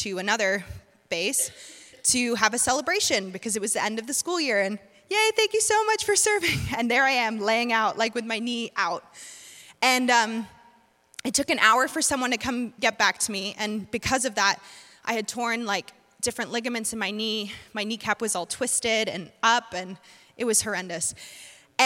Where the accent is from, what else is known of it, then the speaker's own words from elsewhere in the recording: North Carolina, United States; I'm from North Carolina